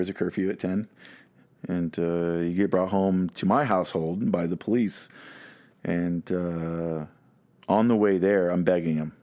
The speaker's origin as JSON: {"language": "English", "town": "Dallas", "region": "Texas", "country": "United States", "tie": "born or raised there", "said": "I was born in Parkland Hospital"}